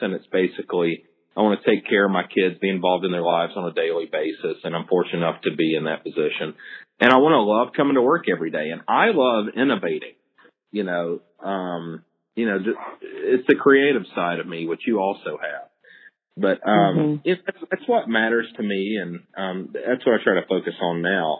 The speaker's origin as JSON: {"language": "English", "region": "the South", "country": "United States", "tie": "born or raised there", "said": "me growing up in the South"}